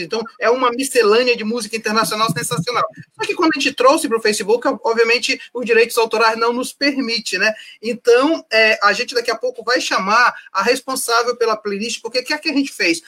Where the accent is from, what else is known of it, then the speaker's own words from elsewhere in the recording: Amazon, Brazil; nós que somos daqui da Amazônia